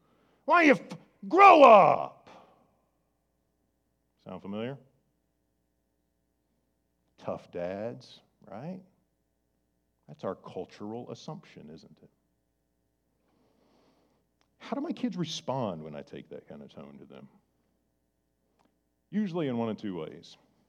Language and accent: English; Ireland; I'm Irish. I used to have red hair. We have a temper.